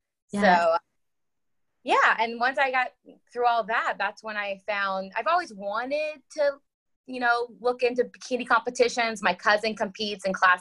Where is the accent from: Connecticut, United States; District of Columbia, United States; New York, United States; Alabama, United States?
Alabama, United States; Huntsville; moved away as an adult; also born or lived in Georgia / Tennessee / Kansas / Indiana; now in Jacksonville, United States; I currently live in Jacksonville, Florida, but I am originally from Huntsville, Alabama